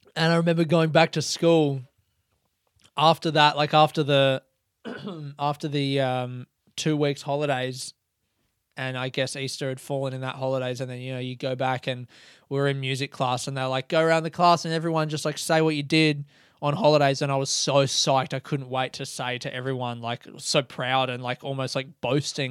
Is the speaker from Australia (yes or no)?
yes; Adelaide, South Australia, Australia; growing up in Adelaide